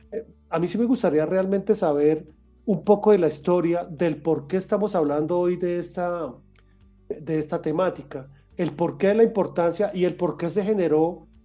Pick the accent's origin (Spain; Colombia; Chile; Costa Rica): Colombia